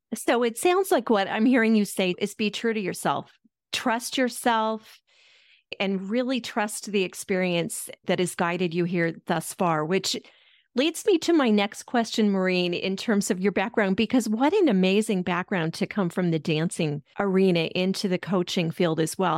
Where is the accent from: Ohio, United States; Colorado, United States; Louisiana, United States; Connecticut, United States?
Colorado, United States; Denver; I'm from Denver originally